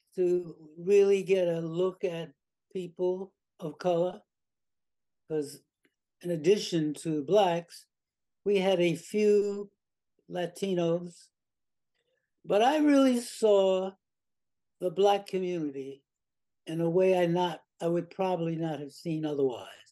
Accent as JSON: {"language": "English", "town": "New York City", "region": "New York", "country": "United States", "tie": "born or raised there", "said": "I grew up in South Jamaica"}